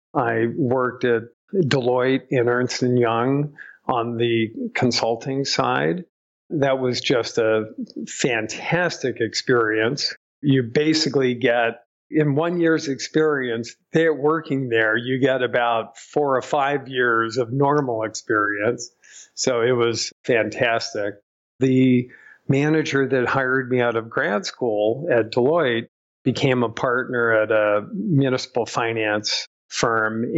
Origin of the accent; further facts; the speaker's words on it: Southern California, United States; also born or lived in Rhode Island; I was born in Rhode Island, but pretty much raised in California, in Southern California.